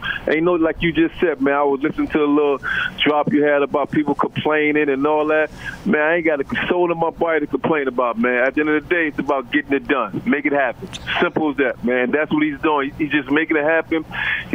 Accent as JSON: {"language": "English", "town": "New York City", "region": "New York", "country": "United States", "tie": "born or raised there", "said": "growing up in Brooklyn and growing up in New York"}